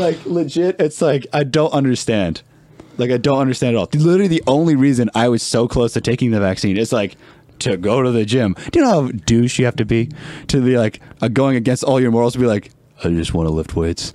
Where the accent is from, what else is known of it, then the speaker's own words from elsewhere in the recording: Canada; as a Canadian